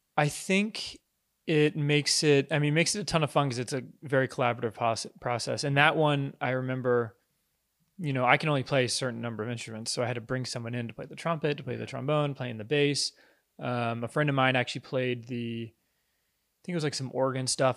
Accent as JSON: {"language": "English", "town": "Virginia Beach", "region": "Virginia", "country": "United States", "said": "I'm from Virginia Beach, Virginia."}